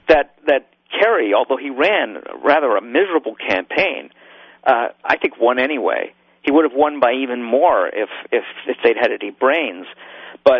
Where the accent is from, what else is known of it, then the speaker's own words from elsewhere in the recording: Chicago, Illinois, United States; I'm from Chicago